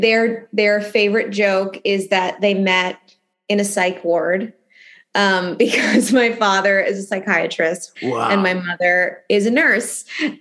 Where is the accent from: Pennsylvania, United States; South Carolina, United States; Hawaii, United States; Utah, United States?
Pennsylvania, United States; Philadelphia; I grew up in Philadelphia, born and raised in Philly. My parents still live in the house I grew up in.